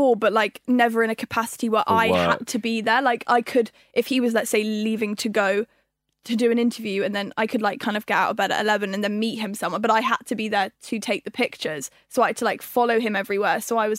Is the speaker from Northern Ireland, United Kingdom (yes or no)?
no; London, United Kingdom; I was born in London. Right. Born and raised here.